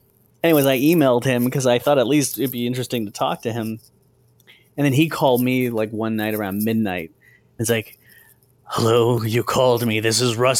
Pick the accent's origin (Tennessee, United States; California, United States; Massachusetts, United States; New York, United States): California, United States; Southern; I grew up in Southern California